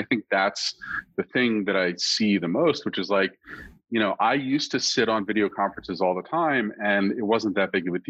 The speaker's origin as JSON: {"language": "English", "country": "United States", "also_born_or_lived": "New Jersey", "said": "I'm technically from the Northeast Philadelphia suburbs"}